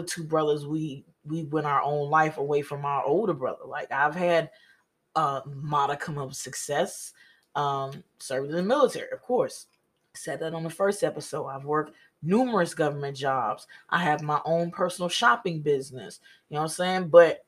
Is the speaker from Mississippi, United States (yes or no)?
yes; Mississippi, United States; And yeah, of course, I'm from Mississippi. Yeah, I picked up so much slang and lingo in the military.